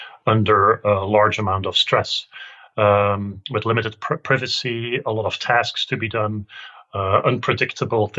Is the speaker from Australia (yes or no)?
no; Belgium; I'm from Belgium